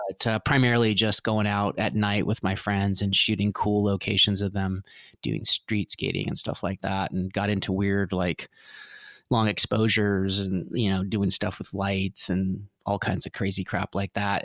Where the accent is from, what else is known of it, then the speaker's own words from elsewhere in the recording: Vancouver, British Columbia, Canada; I grew up in Vancouver